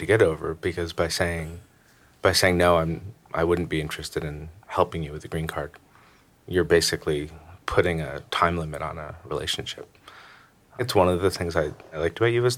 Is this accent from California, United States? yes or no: no; Stamford, Connecticut, United States; I'm from Stamford, Connecticut